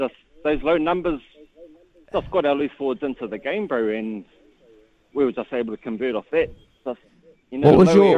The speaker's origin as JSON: {"language": "English", "town": "Huntly", "region": "Waikato", "country": "New Zealand", "said": "I run the street, but I'm from Huntley."}